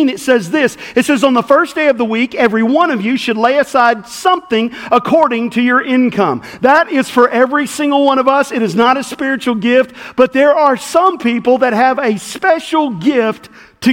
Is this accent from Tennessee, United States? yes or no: yes; West Tennessee, United States; the little church I grew up in West Tennessee